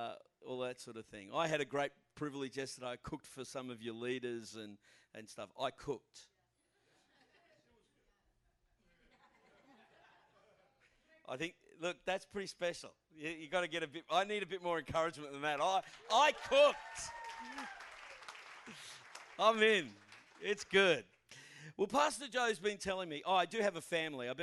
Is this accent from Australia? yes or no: yes; Australia; I'm from Australia